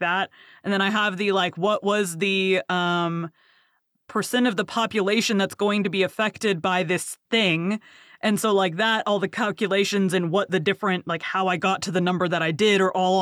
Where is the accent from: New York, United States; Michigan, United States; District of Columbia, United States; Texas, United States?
Texas, United States; accent: Southern; I am from Texas, and I have a terrible Southern accent.